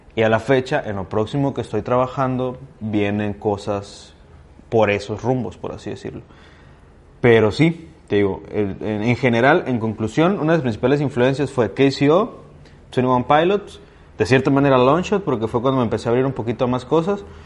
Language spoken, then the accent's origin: Spanish; Ciudad Valles, San Luis Potosí, Mexico; moved away as an adult; also born or lived in Veracruz / Guadalajara; Yo nací y crecí aquí en Valles